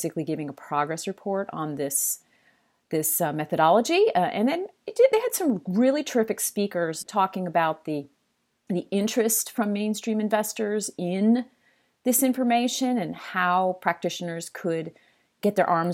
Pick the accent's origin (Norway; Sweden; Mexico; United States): United States; East Coast; I'm from the East Coast.